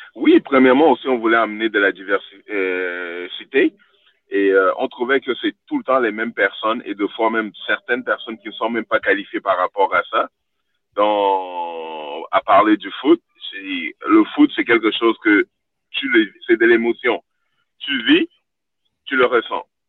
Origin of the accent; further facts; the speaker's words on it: Montreal, Quebec, Canada; moved away as an adult; also born or lived in Sweden; J'ai grandi à Montréal-Nord, mes parents n'avaient rien